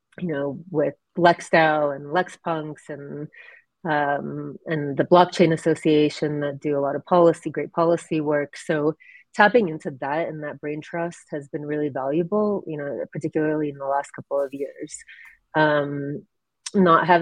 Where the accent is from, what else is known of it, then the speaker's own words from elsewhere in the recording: Ukraine; moved away; I'm originally from Ukraine